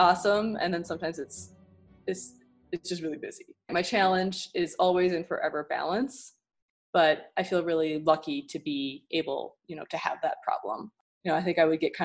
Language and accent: English; Midwest, United States; moved away as an adult; now in Houston, United States; I'm from the Midwest